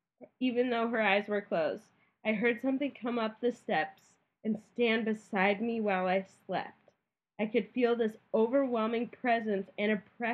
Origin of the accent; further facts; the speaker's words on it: Naperville, Illinois, United States; Side note, I grew up in Naperville. My family built the house we lived in, which at the time was at the beginning of our subdivision.